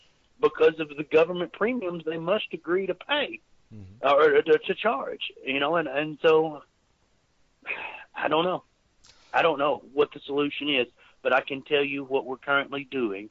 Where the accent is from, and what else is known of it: rural Arkansas, United States; born or raised there; also born or lived in Texas